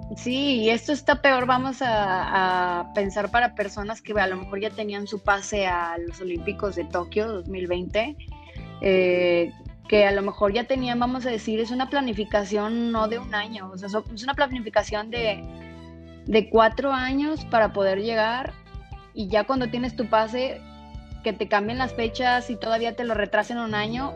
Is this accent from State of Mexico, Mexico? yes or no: no; San Luis Potosí, Mexico; moved away as an adult; now in Monterrey, Mexico; soy originaria de San Luis Potosí, pero llevo siete años viviendo aquí en Monterrey, Nuevo León